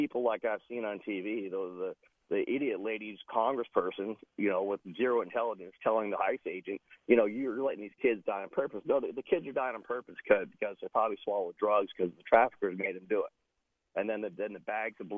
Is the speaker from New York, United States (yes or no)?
yes; New York, United States; I was born in New York